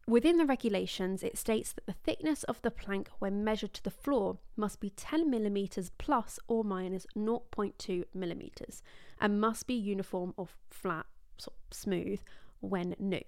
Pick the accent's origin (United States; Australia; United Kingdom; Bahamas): United Kingdom; England; I'm from England in the U K